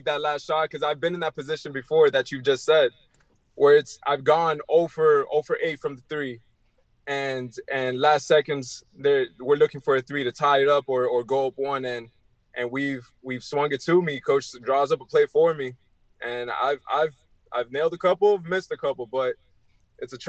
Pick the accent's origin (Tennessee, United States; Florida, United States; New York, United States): Florida, United States; Miami; also born or lived in Elizabeth, New Jersey; I was born in New Jersey, in Elizabeth, New Jersey, but I grew up in Miami